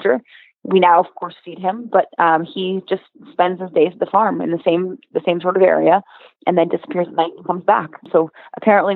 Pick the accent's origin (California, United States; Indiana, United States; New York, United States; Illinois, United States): New York, United States; New York City; being born and raised in New York City